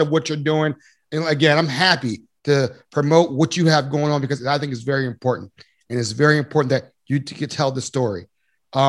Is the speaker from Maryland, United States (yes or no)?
yes; Baltimore, Maryland, United States; I'm from Baltimore